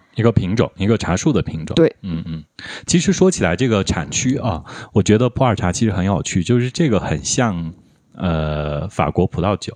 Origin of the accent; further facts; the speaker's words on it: southern Shaanxi, China; now in Kunming, China; 我作为一个外省人，一开始啊，我来，呃，我来昆明的时候，其实我分不清什么是蜀浦跟生浦的。因为就是在我们北方嘛，在陕西，就我在陕南，其实我们那也产茶，和四川那边很像，它就是嗯。那种炒青，炒青绿茶